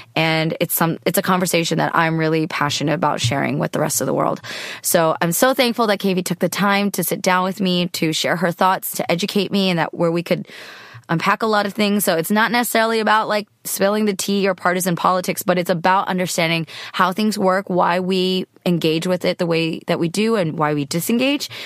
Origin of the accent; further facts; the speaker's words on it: Cupertino, California, United States; I grew up in Cor-, Cupertino